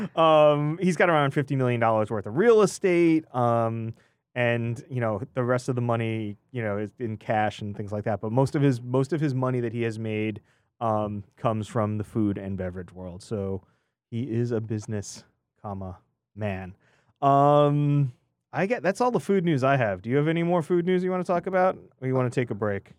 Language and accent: English; New York, United States; I'm a New Yorker at heart